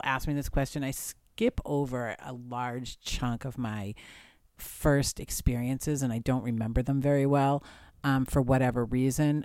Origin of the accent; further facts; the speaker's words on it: Lexington, Massachusetts, United States; I grew up in Lexington, Massachusetts